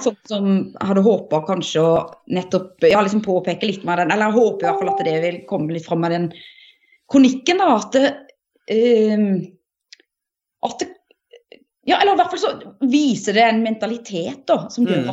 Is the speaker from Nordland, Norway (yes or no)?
no; Setesdal, Agder, Norway; jeg kommer fra Setesdal